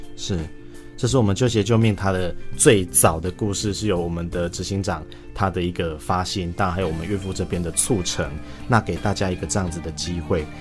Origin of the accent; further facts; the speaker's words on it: Taiwan; 我们台湾人